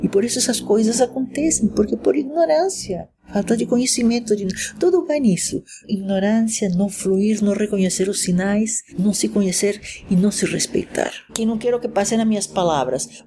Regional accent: Caracas, Capital District, Venezuela; moved away as an adult; also born or lived in Poland / Japan; now in São Paulo, Brazil; sou venezuelana, nasci em Caracas, Venezuela, mas fiz do Brasil meu país

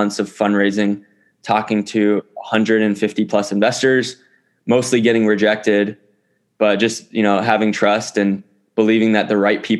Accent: Honolulu, Hawaii, United States; moved away as an adult; also born or lived in New York City / Silicon Valley; I grew up in Honolulu, Hawaii, and growing up on a small island

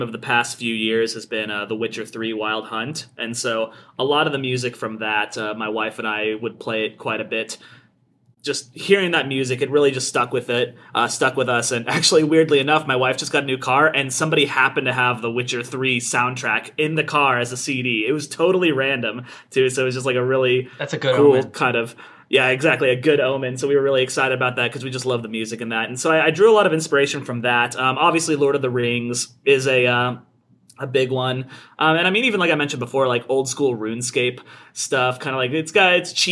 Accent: Kansas, United States; I'm from Kansas, actually, and I went to the University of Kansas

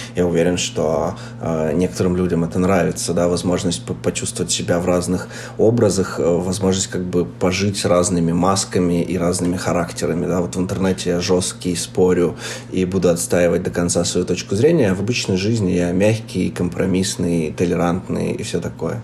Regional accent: Chelyabinsk, Chelyabinsk Oblast, Russia; moved away as an adult; Я сегодня записываюсь из Челябинска, где я вырос

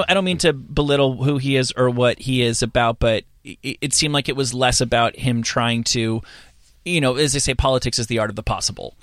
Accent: New Jersey, United States; moved away as an adult; also born or lived in New York; I'm from New Jersey, but I, I was an adult in New, came t-, into adulthood in New York.

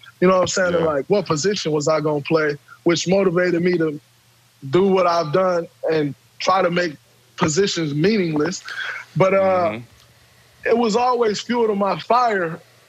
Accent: Saginaw, Michigan, United States; Like, you know, growing up in Saginaw, making it to the NBA was just like a far-fetched dream.

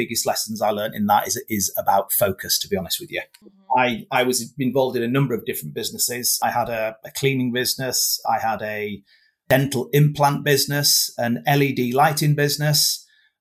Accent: Whitby, Yorkshire and the Humber, United Kingdom; I was born and bred in Whitby

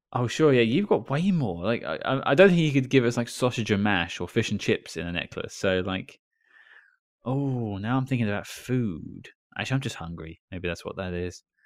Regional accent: United Kingdom; I'm British

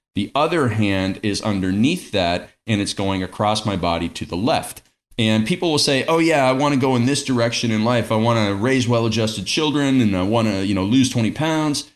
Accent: Stratford, Ontario, Canada; I grew up in Stratford, Ontario, Canada

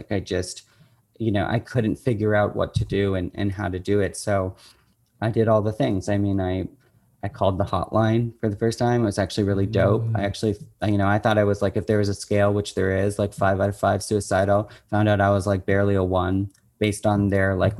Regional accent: Oakville, Ontario, Canada; I end up in my hometown

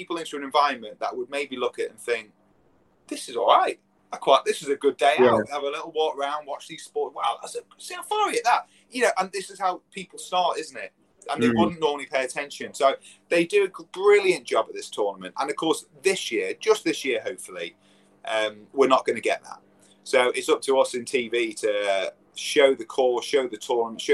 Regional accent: England, United Kingdom; as an Englishman as well, playing at my home club

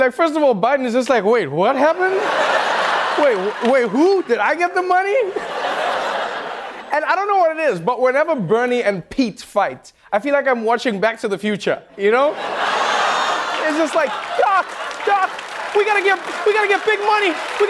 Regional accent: Kenya; born there; I was born in Kenya.

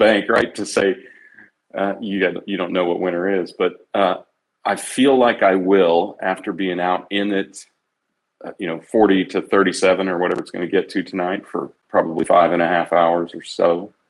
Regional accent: Midwest, United States; Well, so I grew up in the Midwest

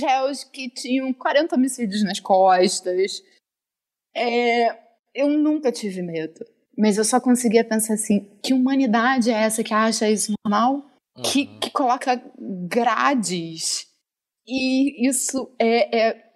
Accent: Rio de Janeiro, Brazil; eu sou do, do Rio, carioca

